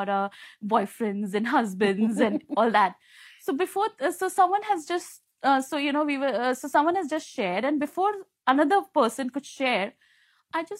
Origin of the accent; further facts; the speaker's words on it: India; now in Hong Kong; I'm from India